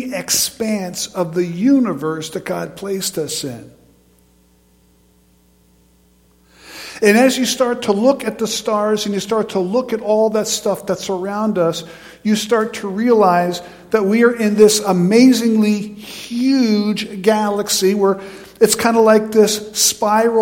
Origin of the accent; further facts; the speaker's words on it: near High Point Mountain, New York, United States; I grew up in New York State, but on the New York side of High Point Mountain.